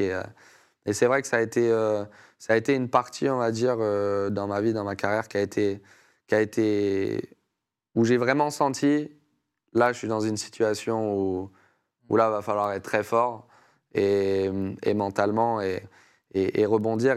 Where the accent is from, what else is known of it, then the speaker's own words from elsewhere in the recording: France; responsabilité aussi que j'avais en tant que Français